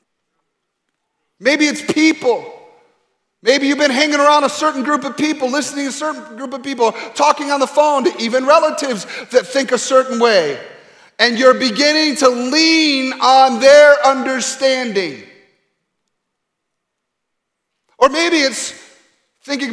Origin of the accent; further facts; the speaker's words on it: Grand Rapids, Michigan, United States; moved away; my hometown in Grand Rapids, Michigan